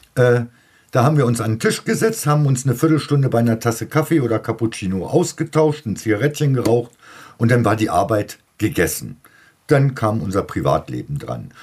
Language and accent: German; Lower Saxony, Germany; Bei uns in Niedersachsen